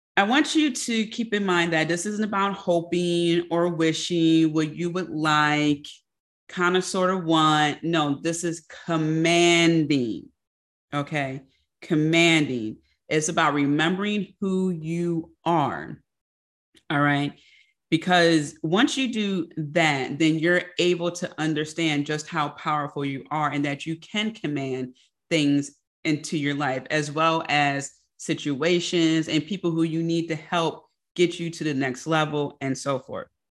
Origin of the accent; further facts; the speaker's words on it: Philadelphia, Pennsylvania, United States; I'm also a Philadelphian